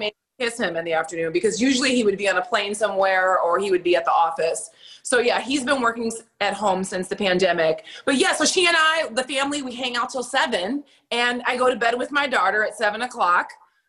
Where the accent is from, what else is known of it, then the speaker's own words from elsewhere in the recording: Germany; Well, I came from Germany.